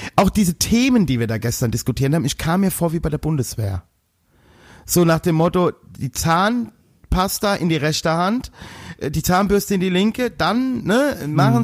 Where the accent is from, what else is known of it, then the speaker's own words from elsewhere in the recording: Westerwald, Rhineland-Palatinate, Germany; Als Westerwälder